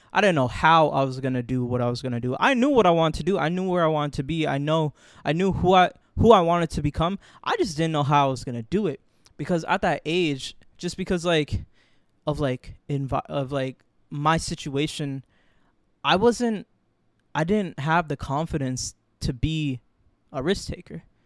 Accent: Florida, United States; moved away as an adult; now in New York, United States; I was born in New York, raised my whole life in Florida

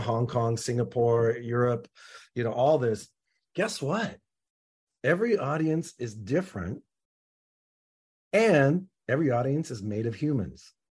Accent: Seattle, Washington, United States; I'm from Seattle

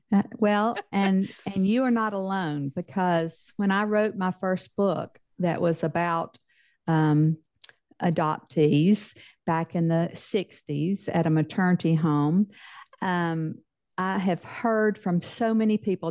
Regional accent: Mississippi, United States; accent: Mississippi Southern; moved away as an adult; now in Texas, United States; I, grew up in the deep South

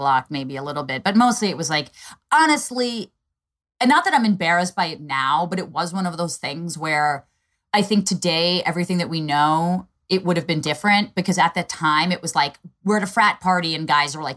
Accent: Northeast, United States; also born or lived in Eastern Pennsylvania; I grew up in the Northeast

